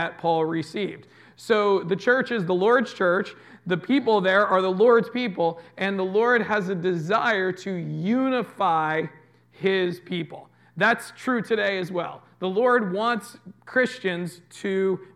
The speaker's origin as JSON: {"language": "English", "country": "United States", "said": "we're American"}